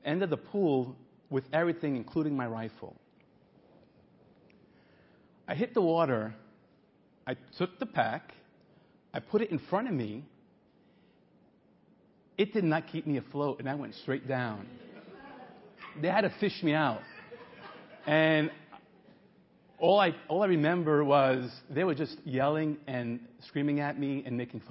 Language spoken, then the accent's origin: English; New York City, New York, United States; I'm a guy from Brooklyn